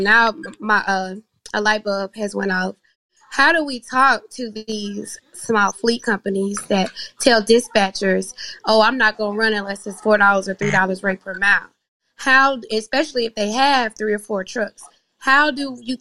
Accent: the South, United States; I'm from the South

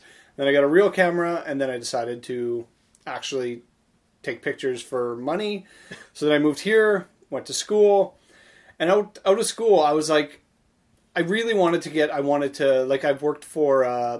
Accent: Saskatchewan, Canada; moved away as an adult; also born or lived in Estevan, Saskatchewan / Regina, Saskatchewan; now in Winnipeg, Canada; even before I moved to Winnipeg from Saskatchewan. Yes, I'm from Saskatchewan.

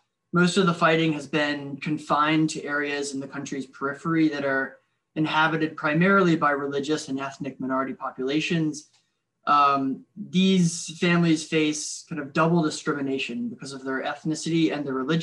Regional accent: Richmond, Virginia, United States; my hometown of Richmond, Virginia

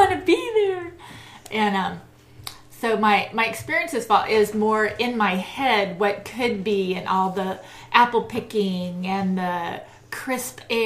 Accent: San Diego, California, United States; moved away; I grew up in San Diego, which was a lovely place to grow up.

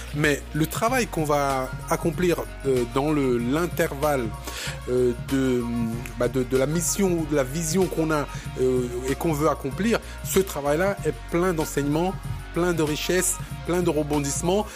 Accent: Cameroon; moi, je, je viens du Cameroun

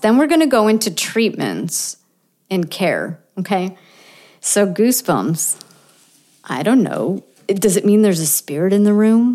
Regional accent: Buffalo, New York, United States; I'm from Buffalo, right? Buffalo, New York.

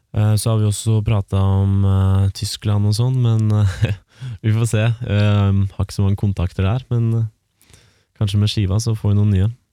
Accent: Romerike, Akershus, Norway; vi kommer fra Romerike

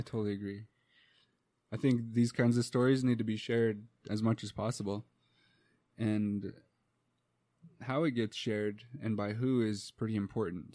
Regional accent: United States; first language English; we're from the United States

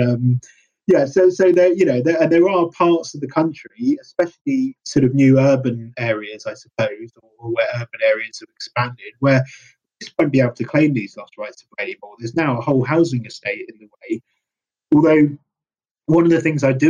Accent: London, United Kingdom; I grew up in London. I've always pretty much lived in London except for university

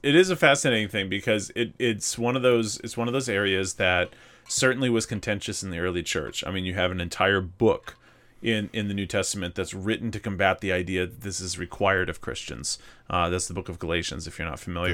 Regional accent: Mississippi, United States; moved away; growing up in Mississippi, I, there's, there's parts of Mississippi, a lot of it that I really miss

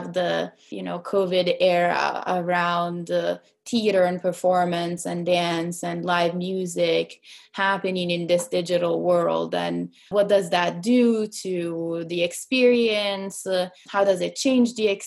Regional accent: Perugia, Umbria, Italy; moved away as an adult; now in Seattle, United States; my grandma lives in Seattle, and I grew up in Italy

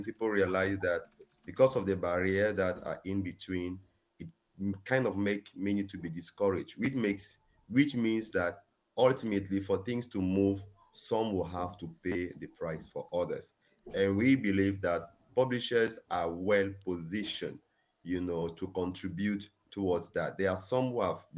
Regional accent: Cameroon; now in Ghana; I'm from Cameroon and I live in Ghana

